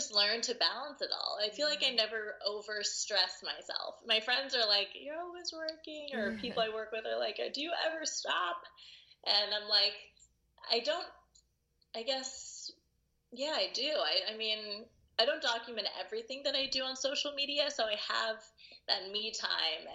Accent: Los Angeles, California, United States; moved away; also born or lived in Santa Monica / New York; raised in the Valley, and like went to school out there

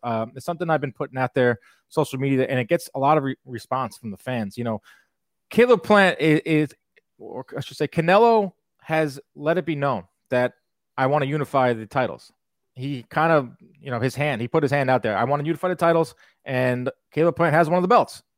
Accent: Long Island, New York, United States; Two Long Islanders here

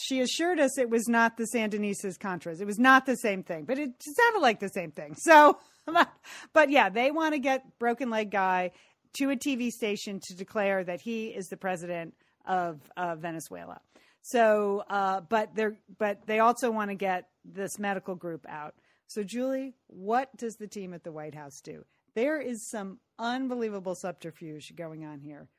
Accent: California, United States; speaking as a Californian

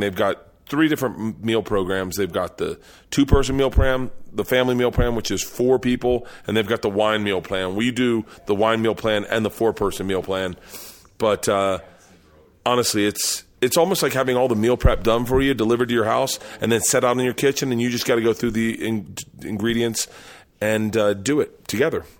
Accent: the South, United States; moved away; I grew up in the South

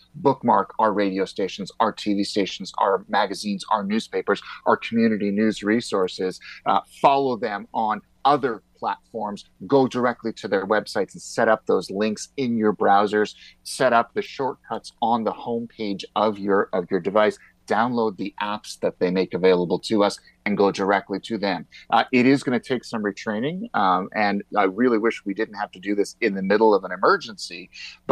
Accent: Canada; as a Canadian

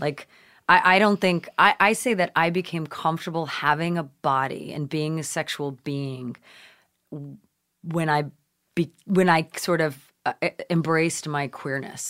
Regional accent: Nova Scotia, Canada; moved away; growing up in Canada, uh, which is where I was born, uh, you know, we lived in Nova Scotia

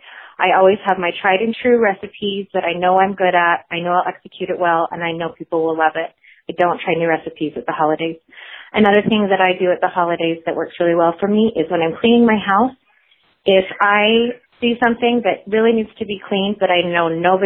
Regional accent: Utah, United States; I am from Northern Utah.

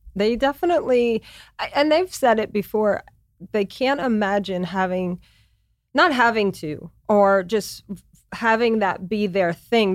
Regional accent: Louisiana, United States; moved away as an adult; also born or lived in New York City, United States; now in Los Angeles, United States; I'm from Louisiana. When I was twenty-five, I moved to New York City

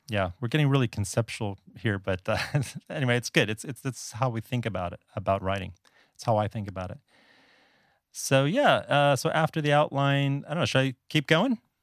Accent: South Florida, United States; moved away as an adult; also born or lived in Northeast United States; now in Taipei, Taiwan; I'm actually originally from South Florida, and I'm a native Floridian

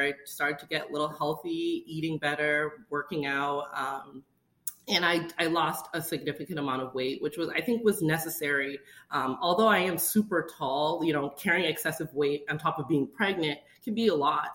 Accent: Boston, Massachusetts, United States; moved away; we're originally from Boston, Massachusetts

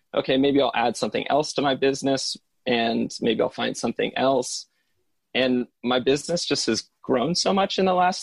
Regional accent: Lotus, California, United States; moved away; my hometown, put the name Lotus underneath them

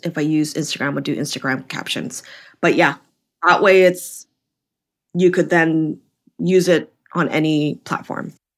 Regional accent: Vancouver, British Columbia, Canada; moved away as an adult; also born or lived in California; now in New York, United States; I'm originally from Canada, Vancouver, B C, so opposite coast from you

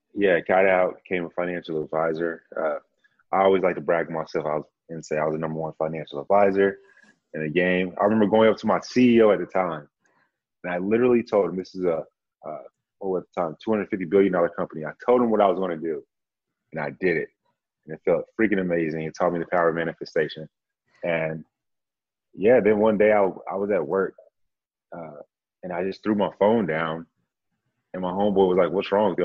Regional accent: Grand Prairie, Texas, United States; moved away as an adult; also born or lived in San Antonio, Texas; now in Austin, United States; I'm from uh, Dallas by way of Grand Prairie. So I just say Dallas, Texas. Uh, lived there and then joined the Air Force

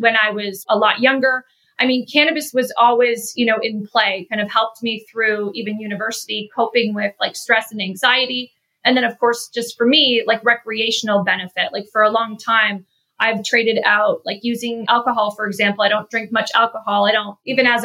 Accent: Canada; moved away as an adult; also born or lived in Chicago area, United States; now in Chicago, United States; I'm originally from Canada. I moved to the US about 12 years ago. I live in the Chicago area with my husband and two kids.

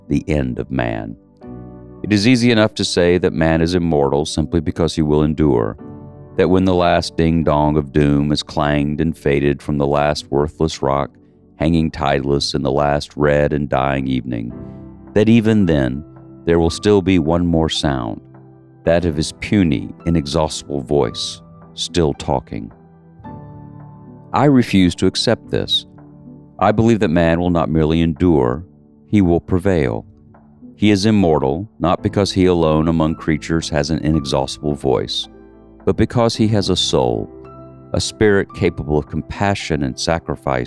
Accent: the South, Southern United States, United States; I'm a Southerner

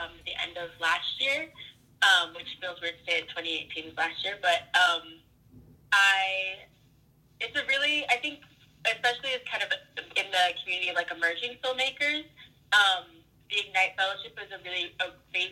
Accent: Oklahoma, United States; moved away as an adult; also born or lived in Ithaca, New York; now in Brooklyn, United States; I grew up in Oklahoma

